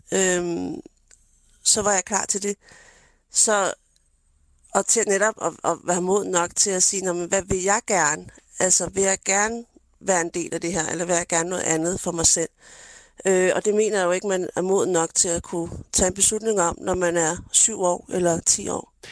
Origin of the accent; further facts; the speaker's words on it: Denmark; jeg er jo født og opvokset i Danmark